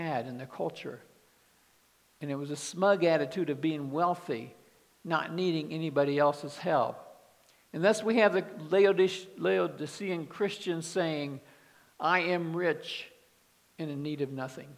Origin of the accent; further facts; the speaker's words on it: Kansas City, United States; moved away; also born or lived in Dallas, Texas; I grew up in Kansas City